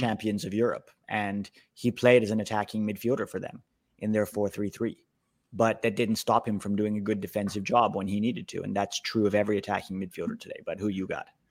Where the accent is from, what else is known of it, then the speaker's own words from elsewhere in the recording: United States; as an American fan